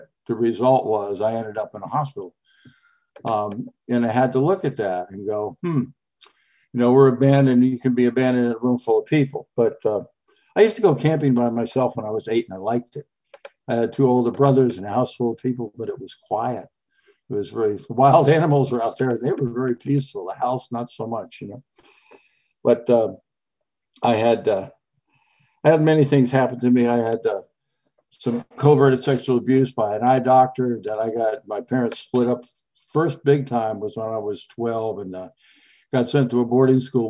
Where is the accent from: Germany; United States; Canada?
United States; Connecticut; I was raised in Connecticut